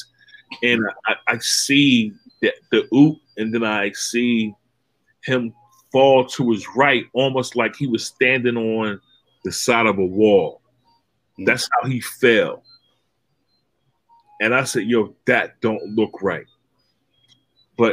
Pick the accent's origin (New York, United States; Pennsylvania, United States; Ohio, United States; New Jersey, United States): Pennsylvania, United States; Philadelphia; I'm from Philly